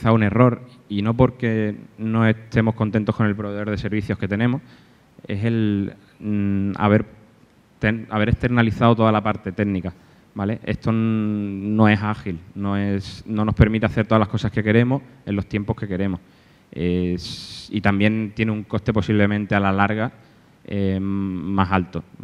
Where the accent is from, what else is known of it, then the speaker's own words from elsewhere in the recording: Málaga, Andalusia, Spain; now in Alicante, Spain; yo soy de Málaga, pero vivo, vivo aquí en Alicante hace cinco años porque mi mujer es de aquí